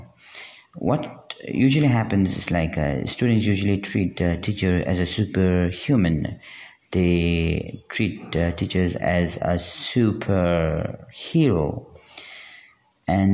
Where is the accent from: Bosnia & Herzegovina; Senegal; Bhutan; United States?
Bhutan; I'm from Bhutan